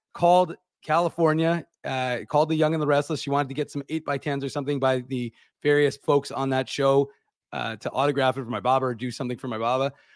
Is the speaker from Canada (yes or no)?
yes; Winnipeg, Manitoba, Canada; I said, "Winnipeg."